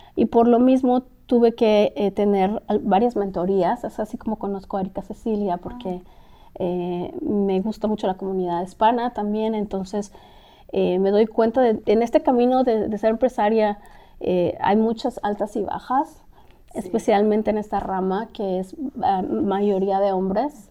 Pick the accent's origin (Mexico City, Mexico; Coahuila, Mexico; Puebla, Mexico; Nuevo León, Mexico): Mexico City, Mexico; moved away as an adult; now in Los Angeles, United States; soy mexicana de la capital, el DF